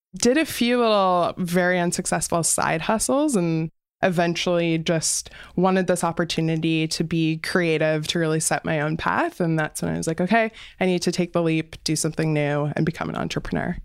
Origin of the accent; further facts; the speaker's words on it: Windsor, Ontario, Canada; I grew up in Windsor